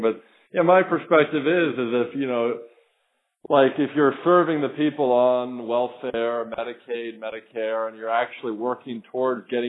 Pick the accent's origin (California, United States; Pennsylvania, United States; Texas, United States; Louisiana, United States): Pennsylvania, United States; Philadelphia; now in South Florida, United States; I'm from the Philadelphia area